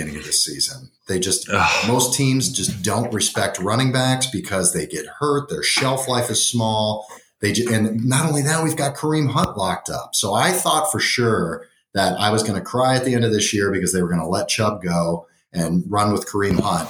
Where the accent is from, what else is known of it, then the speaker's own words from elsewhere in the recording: Akron, Ohio, United States; We're from Akron, Ohio. We grew up with orange and brown